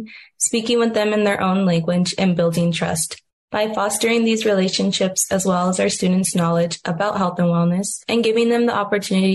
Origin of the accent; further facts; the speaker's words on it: Tucson, Arizona, United States; I was born and raised on the Pascoyaki Reservation in Tucson, Arizona.